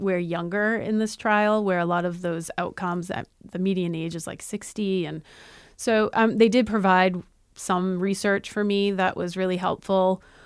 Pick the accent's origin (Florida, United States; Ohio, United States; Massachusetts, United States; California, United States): Massachusetts, United States; We're from Massachusetts